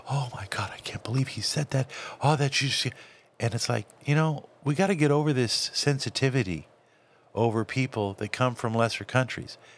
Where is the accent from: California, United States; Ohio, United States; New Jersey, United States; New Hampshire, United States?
California, United States; also born or lived in Texas / Florida; I grew up in Southern California. Uh, I grew up in, in some areas of, of Dallas and Fort Worth, uh, and, and also in um, Florida, South Florida.